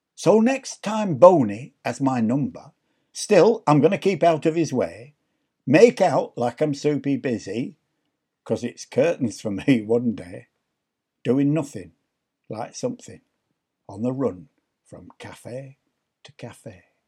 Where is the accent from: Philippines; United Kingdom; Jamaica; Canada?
United Kingdom; London; moved away; also born or lived in Yorkshire / Leeds; I was brought up in London. I lived most of my life in Yorkshire.